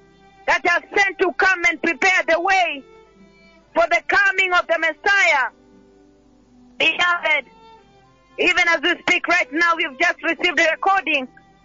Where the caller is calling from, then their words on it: Nairobi, Kenya; And I'm calling from Nairobi